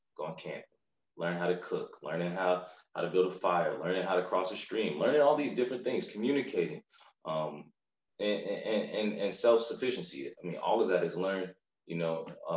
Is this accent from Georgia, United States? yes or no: yes; Macon, Georgia, United States; also born or lived in Syracuse, New York; I'm from Macon. I claim it proudly. I went to St. Peter Claver for elementary school, and then for middle school and high school, I ended up attending Mount DeSales